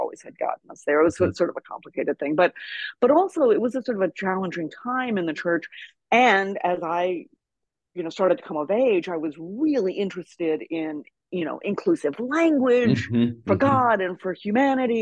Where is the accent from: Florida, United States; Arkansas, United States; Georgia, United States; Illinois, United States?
Arkansas, United States; I grew up in Arkansas